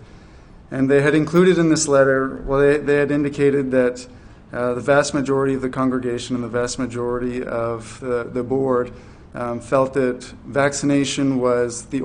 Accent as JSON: {"language": "English", "region": "New Brunswick", "country": "Canada", "also_born_or_lived": "Fredericton, New Brunswick", "moved": "as an adult", "lives_now": "Charlottetown, Canada", "said": "I'm from New Brunswick, and for 11 years I did ministry in New Brunswick, Fredericton."}